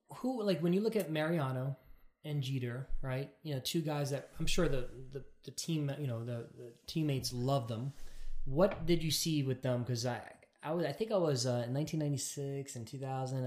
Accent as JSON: {"language": "English", "region": "New York and Long Island", "country": "United States", "said": "I'm from New York and Long Island"}